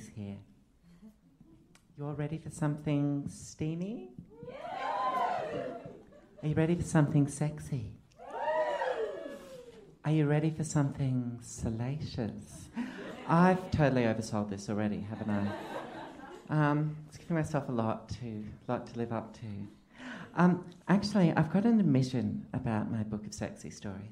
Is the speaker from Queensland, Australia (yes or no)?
yes; Queensland, Australia; now in Melbourne, Australia; I grew up in a rural pocket of Queensland